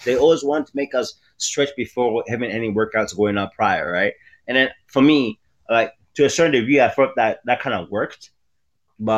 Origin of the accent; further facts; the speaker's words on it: Toronto, Ontario, Canada; also born or lived in Maryland; I'm from Canada. I'm from Toronto